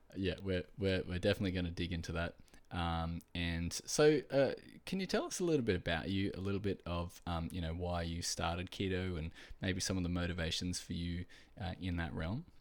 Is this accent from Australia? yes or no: yes; Australia; I am from Australia